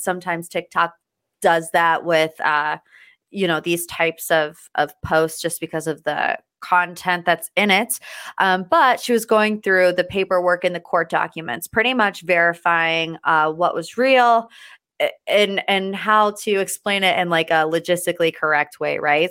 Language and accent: English; United States; I, as an American